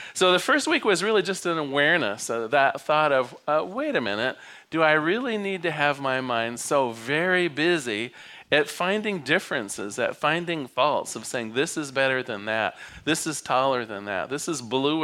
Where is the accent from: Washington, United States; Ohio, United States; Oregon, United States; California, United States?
Oregon, United States; Newport; also born or lived in Eugene, Oregon; I was born on the Oregon coast. I was used to silence at night. I mean, Newport, Oregon at 5 o'clock, it folds up